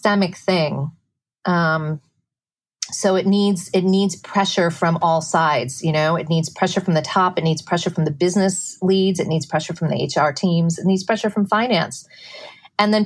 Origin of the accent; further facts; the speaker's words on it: Midwest, United States; now in New York City, United States; I grew up in the Midwest, very conservative household